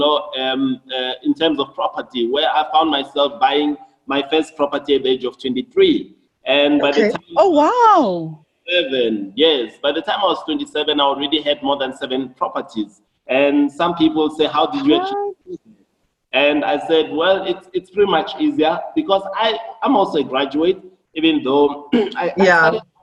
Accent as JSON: {"language": "English", "town": "Johannesburg", "region": "Gauteng", "country": "South Africa", "tie": "born or raised there", "said": "Shawelo is in Soweto. I was born in Shawelo in a four-roomed house. We're a family of 9 people"}